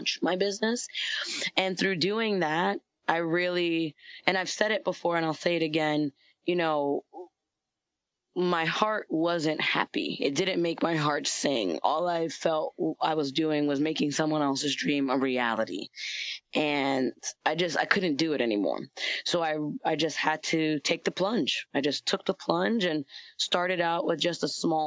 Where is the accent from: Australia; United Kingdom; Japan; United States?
United States; New York; I'm from New York